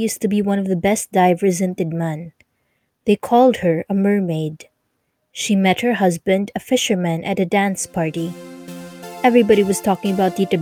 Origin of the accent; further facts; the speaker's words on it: Manila, Metro Manila, Philippines; My sister and I grew up in Manila without learning how to speak Camayo or Bisaya